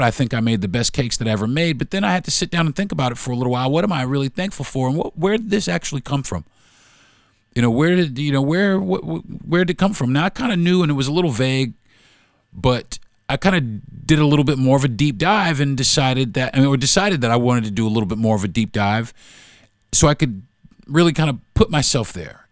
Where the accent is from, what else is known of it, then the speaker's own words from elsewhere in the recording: United States; but I was born here in America. I'm American